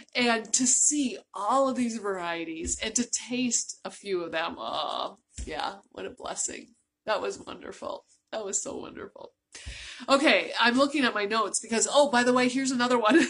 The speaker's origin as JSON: {"language": "English", "country": "United States", "said": "I'm from the United States"}